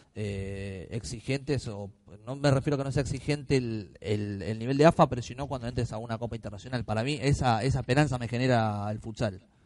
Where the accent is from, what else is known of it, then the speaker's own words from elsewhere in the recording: Río Grande, Tierra del Fuego, Argentina; moved away; yo soy de Río Grande, Tierra del Fuego